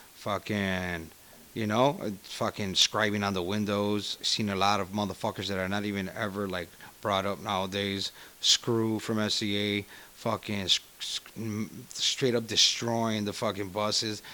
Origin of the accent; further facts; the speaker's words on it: Chicago, Illinois, United States; I grew up in Little Village, where my parents bought a house